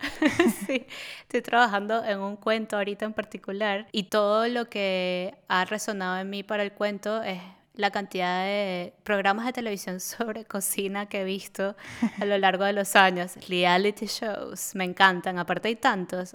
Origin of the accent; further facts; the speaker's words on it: Venezuela; now in Berlin, Germany; nosotros somos del Caribe, las dos somos de Venezuela